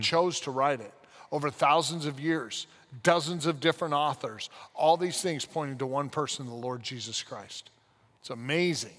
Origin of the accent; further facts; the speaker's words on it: United States; also born or lived in London, United Kingdom; I love being an American